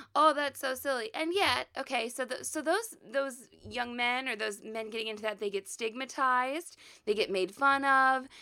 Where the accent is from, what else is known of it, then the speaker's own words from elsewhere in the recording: Midwest, United States; we're from the Midwest, we're, we're in the middle of the country, middle of the United States